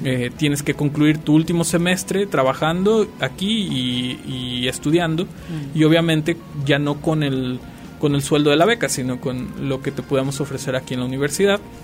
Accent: Los Reyes de Salgado, Michoacán, Mexico; moved away as an adult; also born or lived in Morelia, Mexico; now in Aguascalientes, Mexico; yo soy originario del estado de Michoacán. Eh, soy de un pueblo que se llama Los Reyes de Salgado

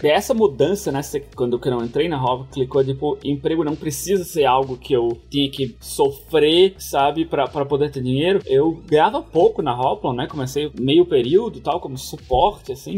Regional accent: Brazil; moved away; eu cresci no Brasil, passei minha infância inteira lá

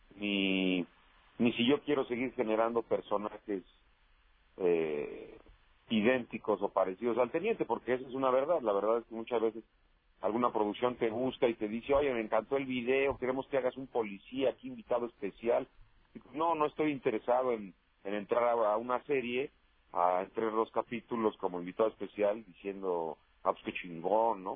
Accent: Toluca, State of Mexico, Mexico; moved away as an adult; now in Mexico City, Mexico; Yo nací en Toluca, Estado de México.

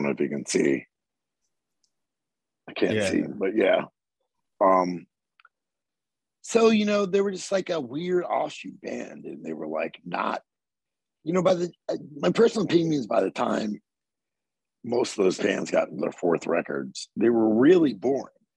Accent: Southern Maryland, United States; I'm from Southern Maryland

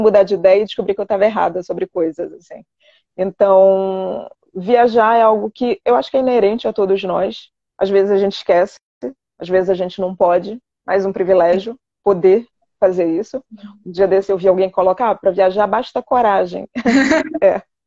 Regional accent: Pará, Brazil; moved away as an adult; also born or lived in Santarém, Brazil / Belém, Brazil / Rio de Janeiro, Brazil; now in France; eu morei no Rio durante quase 15 anos da minha vida, mas na verdade eu nasci no norte, no Pará

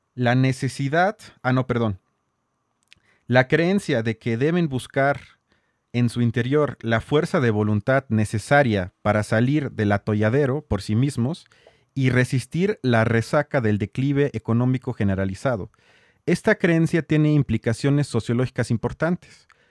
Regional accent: Mexico

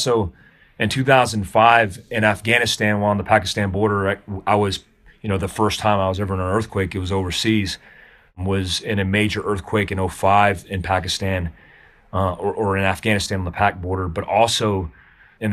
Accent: Daytona Beach, Florida, United States; now in Jackson, United States; I grew up in Daytona Beach

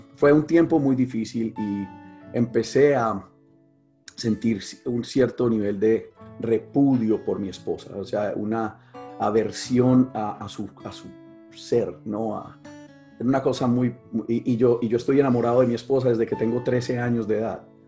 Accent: Medellín, Antioquia, Colombia; soy de Colombia, de una ciudad que se llama Medellín

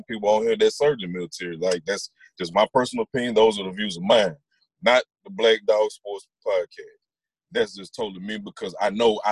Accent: Attala County, Mississippi, United States; also born or lived in Jackson, Mississippi; I was born in Jackson, Mississippi. I was raised in homes in Atala County

